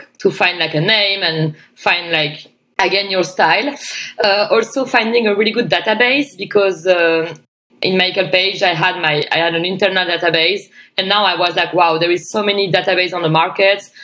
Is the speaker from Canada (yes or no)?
no; France; moved away as an adult; also born or lived in Australia; I came back in my hometown for a wedding